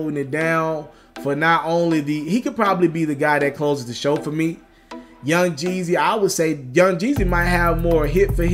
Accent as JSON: {"language": "English", "town": "Memphis", "region": "Tennessee", "country": "United States", "tie": "born or raised there", "said": "I'm from Memphis"}